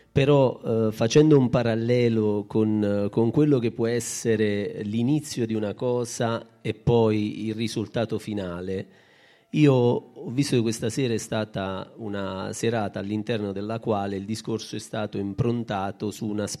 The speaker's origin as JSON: {"language": "Italian", "town": "Baragiano", "region": "Basilicata", "country": "Italy", "said": "io questa sera dico a tutti, io sono di Baragiano, mi, mi conosceranno e ho un'identità baragianese."}